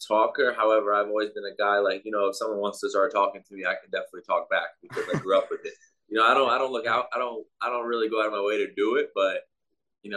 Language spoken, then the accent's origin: English; New York, United States; moved away; also born or lived in Indianapolis / Spain; growing up in New York, basketball was very big